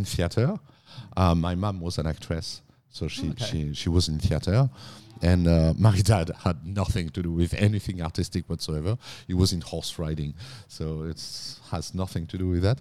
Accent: countryside near Reims, Grand Est, France; moved away as an adult; also born or lived in Paris; now in Australia; I was born in Paris, but I grew up in the countryside, in the northeast of France, close to the Champagne region, close to Reims.

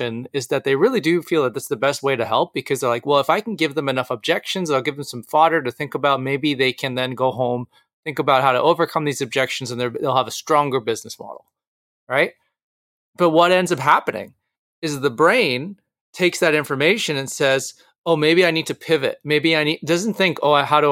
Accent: Canada; being a Canadian entrepreneur

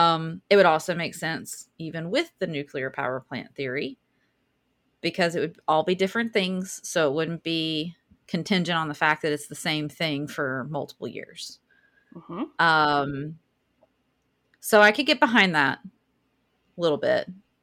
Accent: Southern United States, United States; We are allowed to do this because we're from the South.

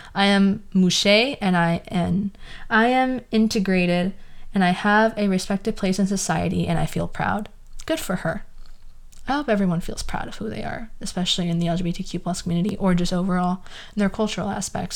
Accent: the Valley, California, United States; accent: Valley girl; I have a very Valley girl accent. It's just, like, who I am. I was born in the Valley

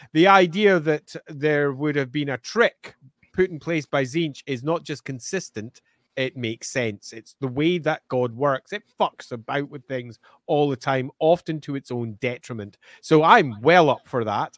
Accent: Scotland, United Kingdom; I may be Scottish, but I can speak. Purple, there you go, purple, burglar, alarm. I have no problems. I'm not from Glasgow

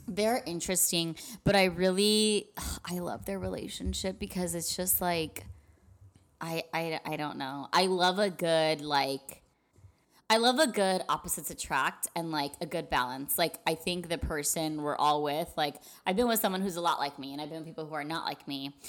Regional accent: El Paso, Texas, United States; I'm from El Paso

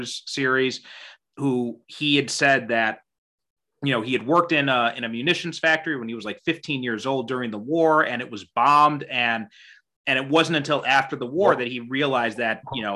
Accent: United States; I was born and raised in America

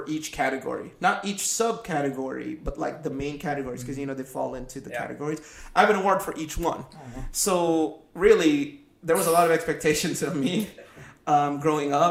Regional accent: Philippines; I was born in the Philippines.

